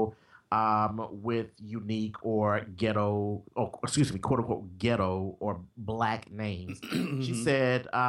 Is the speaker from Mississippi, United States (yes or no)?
no; Tennessee, United States; I'm from Tennessee